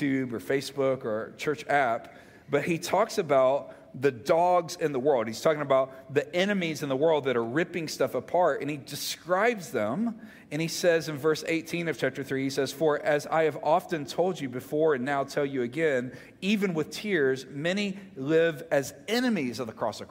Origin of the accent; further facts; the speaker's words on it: Mississippi, United States; moved away; I'm from Mississippi